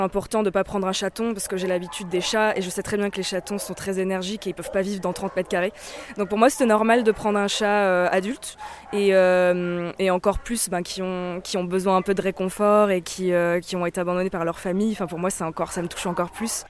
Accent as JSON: {"language": "French", "town": "Paris", "region": "Île-de-France", "country": "France", "said": "je suis parisienne, donc j'habite euh, dans un appartement euh, assez petit euh, dans la ville"}